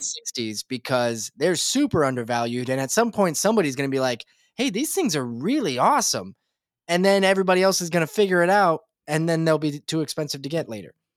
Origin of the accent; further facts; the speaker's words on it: Nebraska, United States; I'm from Nebraska